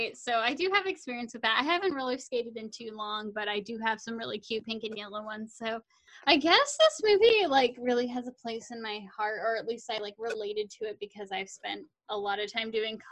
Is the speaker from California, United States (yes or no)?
yes; Sacramento, California, United States; moved away as an adult; now in San Diego, United States; I'm from Sacramento. I moved to San Diego to go to college